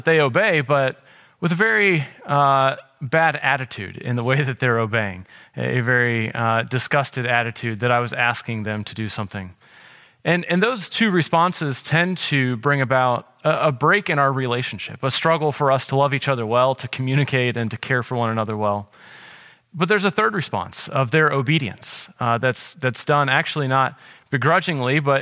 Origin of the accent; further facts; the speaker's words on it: South Carolina, United States; moved away as an adult; also born or lived in Wisconsin; I grew up in South Carolina